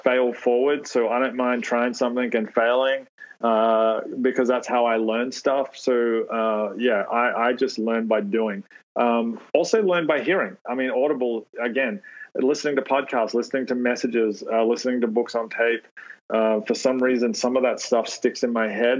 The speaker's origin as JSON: {"language": "English", "country": "Australia", "moved": "yes"}